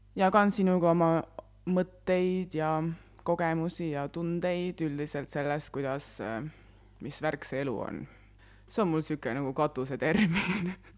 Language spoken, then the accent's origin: Estonian; Väätsa, Järva County, Estonia; ma olen pärit Väätsalt.